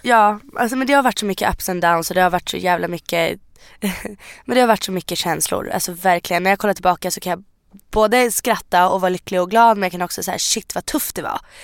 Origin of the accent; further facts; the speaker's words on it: Sweden; är född i Sverige. Jag har bott i Sverige hela mitt liv.